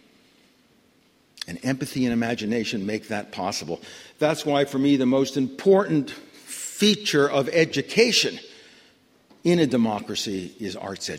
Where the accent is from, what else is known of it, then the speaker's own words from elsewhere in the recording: New York City, New York, United States; When I was growing up in New York City in the 1940s